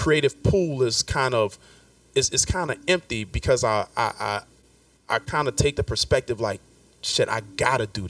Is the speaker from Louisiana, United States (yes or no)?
yes; New Orleans, Louisiana, United States; moved away as an adult; now in New York, United States; I'm born and raised in New Orleans